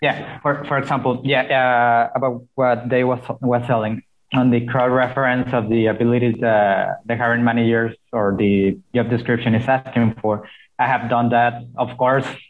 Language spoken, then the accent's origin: English; Mexico; I'm from Mexico